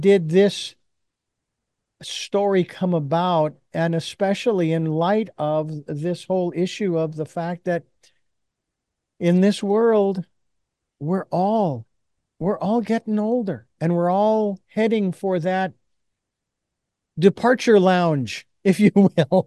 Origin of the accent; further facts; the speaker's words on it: Phoenix, Arizona, United States; I was born and raised in Phoenix, Arizona.